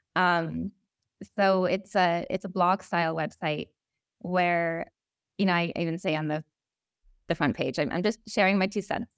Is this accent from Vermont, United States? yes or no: yes; Vermont, United States; I grew up in Vermont